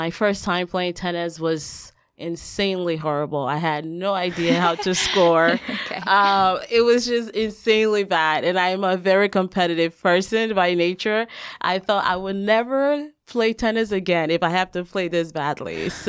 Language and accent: English; Liberia; But I actually grew up in West Africa. I'm from Liberia, West Africa. That's where I was born. My parents were pastors, so I had the opportunity to travel throughout West Africa mostly.